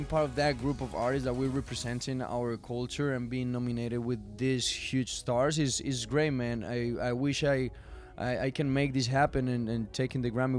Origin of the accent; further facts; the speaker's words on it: Colombia; to Colombia, you know, to my hometown.